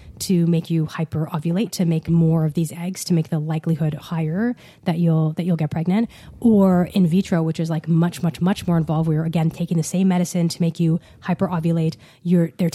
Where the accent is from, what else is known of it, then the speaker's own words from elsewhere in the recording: Ottawa, Ontario, Canada; I grew up in Ottawa.